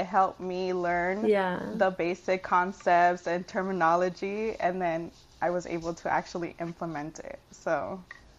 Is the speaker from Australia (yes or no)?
no; Michoacán, Mexico; We're from Michoacán, so shout